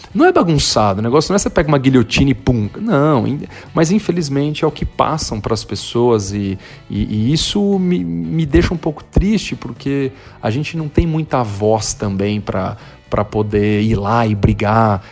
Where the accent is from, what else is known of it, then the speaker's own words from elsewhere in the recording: Brazil; moved away as an adult; also born or lived in São Paulo; now in United States; Eu amo o Brasil, o Brasil é meu país, eu sou muito patriota